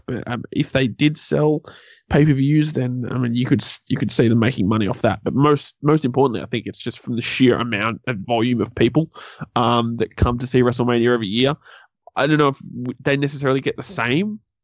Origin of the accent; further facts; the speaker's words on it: Australia; we're Australian